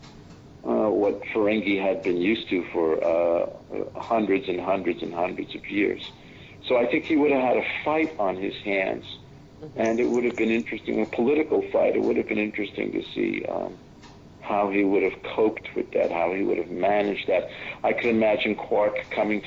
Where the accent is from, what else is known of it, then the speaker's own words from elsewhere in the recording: New York City, New York, United States; moved away as an adult; also born or lived in Los Angeles / San Francisco; now in Austria; I grew up in New York City